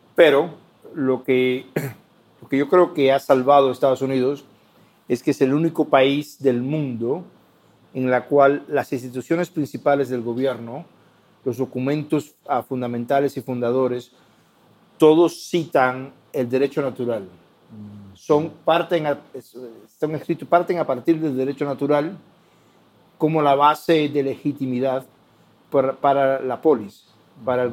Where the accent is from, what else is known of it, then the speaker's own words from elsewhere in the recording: Cuba; now in United States; en Cuba, mi país natal, el país de mis padres